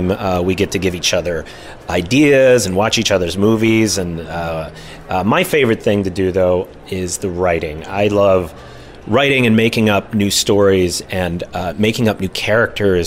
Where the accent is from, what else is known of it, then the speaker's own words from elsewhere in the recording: Clawson, Michigan, United States; I grew up in Clawson, and I had my brother and my mom as a big part of my life